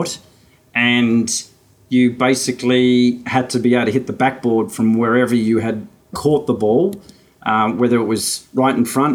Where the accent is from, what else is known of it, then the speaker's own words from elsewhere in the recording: Mitcham, Victoria, Australia; I grew up in Mitcham